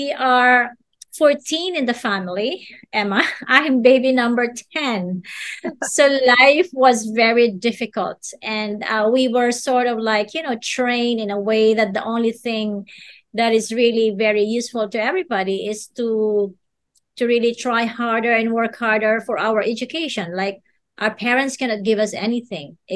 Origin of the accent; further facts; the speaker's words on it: Philippines; as a Filipino